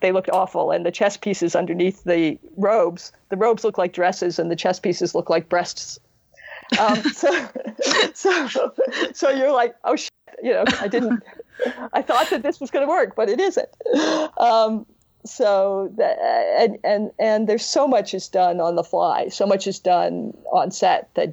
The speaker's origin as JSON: {"language": "English", "country": "United States", "tie": "born or raised there", "also_born_or_lived": "United Kingdom", "said": "I had Star Trek growing up in America"}